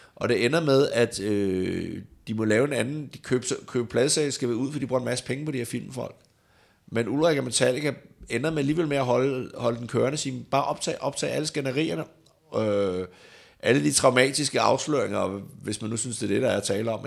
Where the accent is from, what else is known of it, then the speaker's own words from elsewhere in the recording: Denmark; hjemme i Danmark